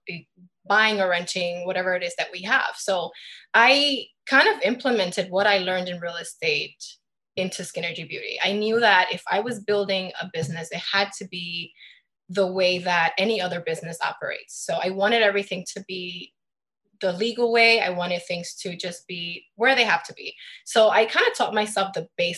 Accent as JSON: {"language": "English", "town": "New York City", "region": "New York", "country": "United States", "tie": "born or raised there", "also_born_or_lived": "Midtown Manhattan", "said": "I was born and raised in the Bronx"}